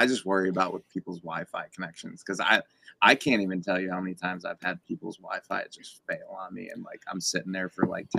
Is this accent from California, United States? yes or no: no; Scranton, Pennsylvania, United States; born or raised there